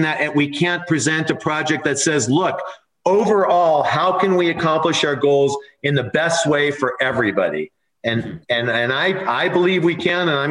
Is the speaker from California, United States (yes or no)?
yes; California, United States; moved away as an adult; now in Nevada, United States; I grew up in California. I moved here 4 years ago.